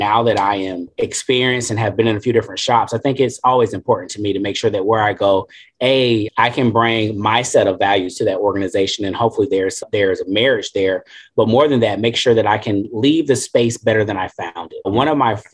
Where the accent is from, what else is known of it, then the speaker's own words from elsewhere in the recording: Greenville, South Carolina, United States; I grew up in Greenville, South Carolina.